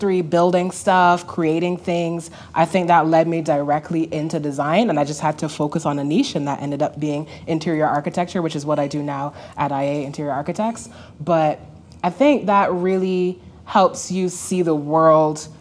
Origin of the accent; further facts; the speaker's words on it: Barbados; I grew up in Barbados in the Caribbean.